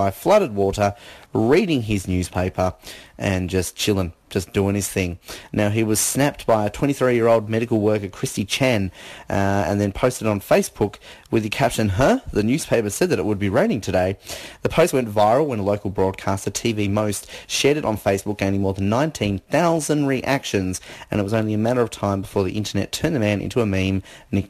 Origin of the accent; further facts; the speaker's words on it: Australia; we're Australian